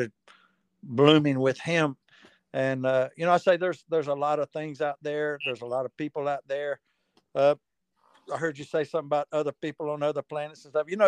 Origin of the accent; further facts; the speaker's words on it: North Carolina, United States; I'm from North Carolina. And so, kind of grew up in it